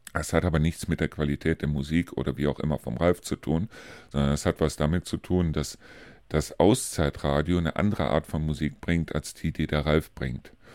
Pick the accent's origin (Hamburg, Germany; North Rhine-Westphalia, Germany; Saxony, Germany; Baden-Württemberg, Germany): North Rhine-Westphalia, Germany; Neuss, Cologne, Düsseldorf area; moved away; in meine alte Heimat sprich also in den Bereich äh, Neuss, Köln, Düsseldorf